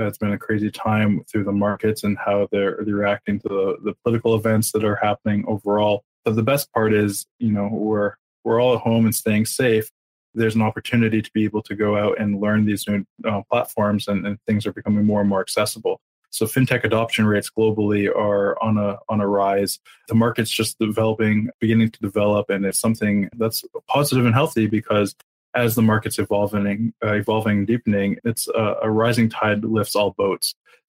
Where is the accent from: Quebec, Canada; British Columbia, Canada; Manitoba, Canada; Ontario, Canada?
Quebec, Canada; Montreal; We're from Montreal. That's what we do. We've been multilingual since day one. We're born and bred.